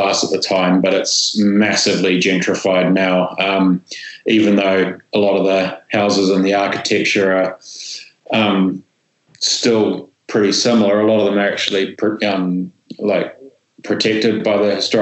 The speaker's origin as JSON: {"language": "English", "region": "Auckland", "country": "New Zealand", "tie": "born or raised there", "said": "I grew up in Ponsonby, which is a pretty sort of central suburb."}